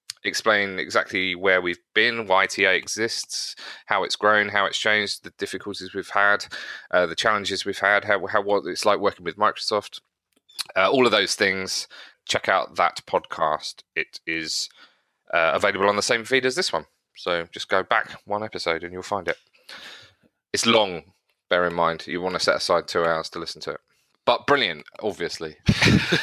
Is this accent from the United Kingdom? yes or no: yes; East Grinstead, South East England, United Kingdom; born or raised there